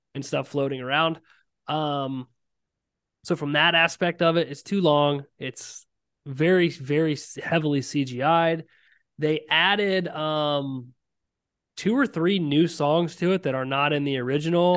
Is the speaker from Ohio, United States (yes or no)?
yes; Ohio, United States; I am from Ohio and I'm a big Ohio guy